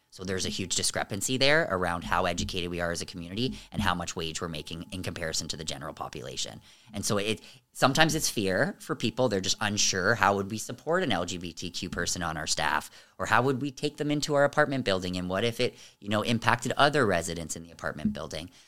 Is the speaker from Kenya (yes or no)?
no; Amherstburg, Ontario, Canada; I was raised in Amherstburg